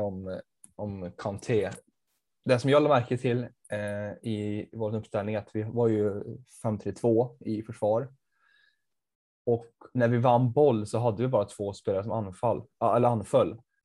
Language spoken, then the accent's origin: Swedish; Värmland, Sweden; jag kommer från Värmland